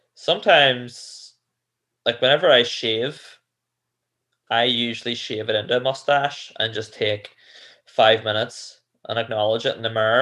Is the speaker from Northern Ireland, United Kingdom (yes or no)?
yes; Cookstown, Northern Ireland, United Kingdom; where I grew up in Cookstown